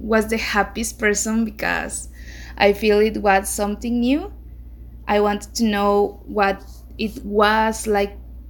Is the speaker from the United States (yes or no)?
no; Mexico; I am from Mexico.